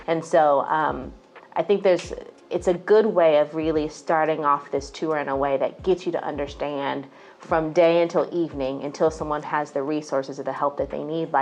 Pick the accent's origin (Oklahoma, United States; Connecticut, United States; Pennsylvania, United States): Oklahoma, United States; Tulsa; now in Atlanta, United States; I'm originally from Tulsa, Oklahoma. I'm not from the south side of Atlanta.